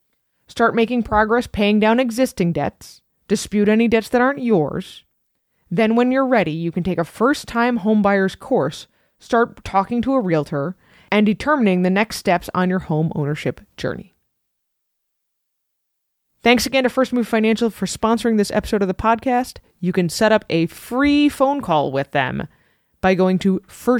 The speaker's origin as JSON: {"language": "English", "region": "New England", "country": "United States", "said": "We're from New England."}